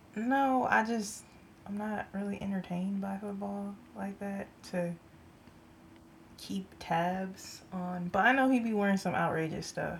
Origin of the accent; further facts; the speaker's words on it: San Jose, California, United States; accent: country; I am born and raised San Jose, California.